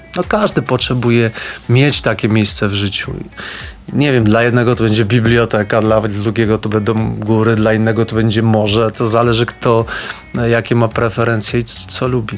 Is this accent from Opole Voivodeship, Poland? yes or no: no; Podhale, Lesser Poland, Poland; accent: Highlander (góralski); Jak mówię, to też słychać, że jestem z Podhala